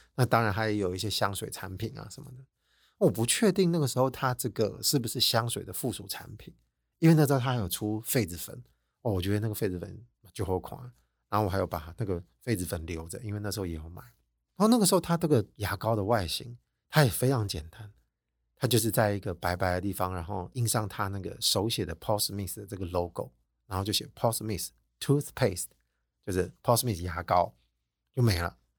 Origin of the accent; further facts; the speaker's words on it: Taiwan; 我们台湾人